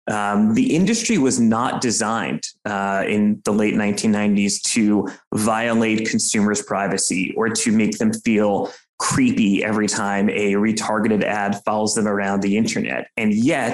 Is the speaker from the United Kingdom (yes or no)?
no; New York City, New York, United States; I'm from New York. I live in New York City. I'm a almost lifetime New Yorker